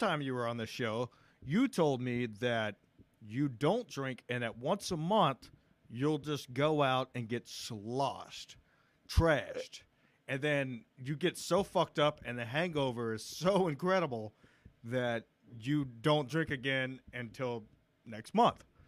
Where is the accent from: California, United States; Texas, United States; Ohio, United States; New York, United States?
Texas, United States; Matthew McConaughey's hometown; McConaughey is actually from my hometown.